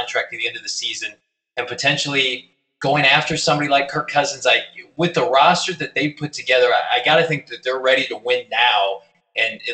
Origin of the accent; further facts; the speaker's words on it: Illinois, United States; I grew up in Illinois